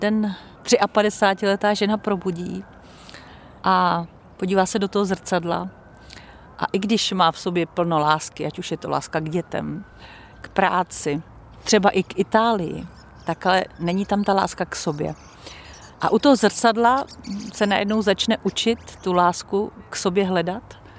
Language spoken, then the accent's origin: Czech; Czechia; moved away as an adult; now in Italy; narodila jsem se tady v Čechách. Prožila jsem tady velkou část svého života profesního i soukromého